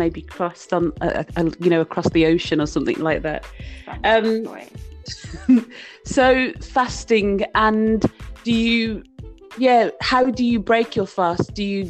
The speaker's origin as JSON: {"language": "English", "town": "Birmingham", "region": "West Midlands", "country": "United Kingdom", "said": "I'm from Birmingham in the UK, and there's a big Asian community, in particular a big Muslim community in Birmingham."}